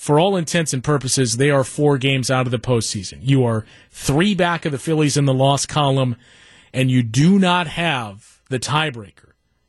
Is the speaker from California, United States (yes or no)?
no; La Crosse, Wisconsin, United States; moved away; La Crosse, where we both went to school. La Crosse is my hometown. I'm a UWL grad, too.